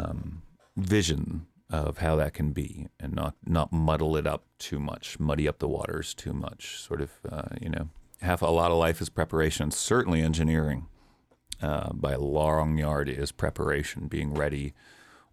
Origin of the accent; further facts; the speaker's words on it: East Coast, United States; moved away; growing up on the East Coast in the era that I did was just wonderfully diverse